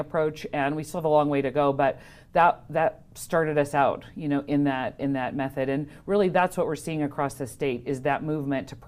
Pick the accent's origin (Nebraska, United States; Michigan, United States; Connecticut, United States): Nebraska, United States; also born or lived in Wyoming; now in Fallon, United States; I'm from Nebraska originally